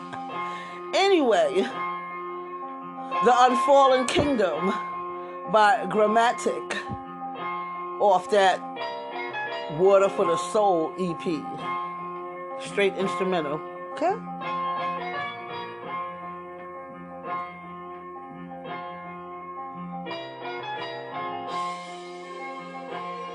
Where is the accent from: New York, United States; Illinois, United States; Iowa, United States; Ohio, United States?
New York, United States; New York City; moved away; somebody that I grew up with back in Brooklyn